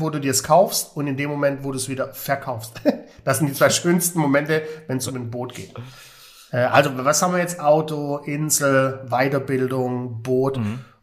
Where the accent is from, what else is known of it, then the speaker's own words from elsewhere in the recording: Stuttgart, Baden-Württemberg, Germany; Stuttgart City, Doch. meine Heimat